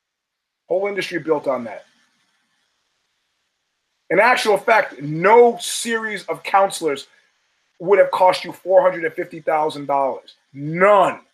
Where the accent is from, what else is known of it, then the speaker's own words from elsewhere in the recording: New York City, New York, United States; the very middle-class neighborhood that we grew up in Brooklyn